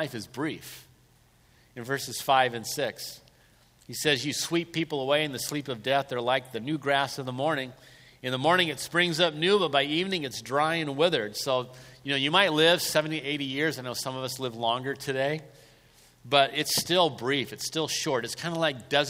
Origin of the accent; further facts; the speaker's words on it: Southern California, United States; I was raised in Southern California